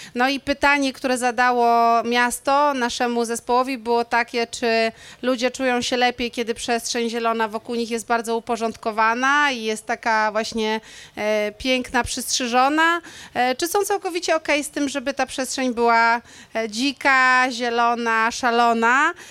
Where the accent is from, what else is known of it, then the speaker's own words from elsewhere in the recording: Szczecin, West Pomeranian Voivodeship, Poland; moved away; ja chodziłam do dwójki e, na e, Wałach Chrobrego, jeśli chodzi o liceum